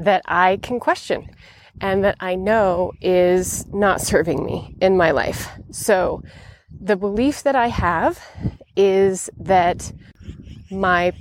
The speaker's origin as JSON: {"language": "English", "region": "Montana", "country": "United States", "tie": "born or raised there", "moved": "yes", "said": "I've traveled to my home state of Montana in the United States"}